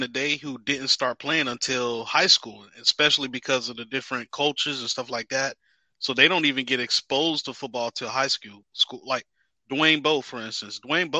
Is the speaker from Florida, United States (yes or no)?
yes; Miami, Florida, United States; growing up in Miami